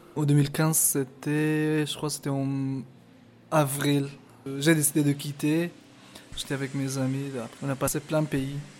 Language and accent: French; Afghanistan; French is a second language; also born or lived in Pakistan / Sweden; now in Paris, France; je viens d'Afghanistan